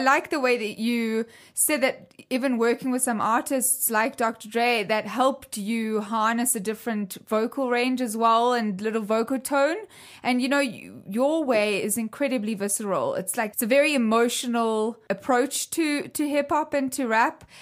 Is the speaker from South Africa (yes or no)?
yes; South Africa; where I grew up in South Africa